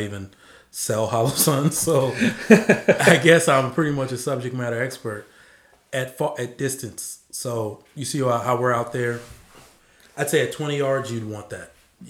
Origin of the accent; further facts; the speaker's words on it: Nigeria; I just said that I'm Nigerian.